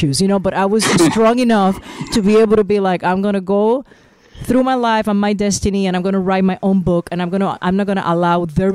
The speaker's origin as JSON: {"language": "English", "country": "Puerto Rico", "said": "I'm from Puerto Rico, and we're four children"}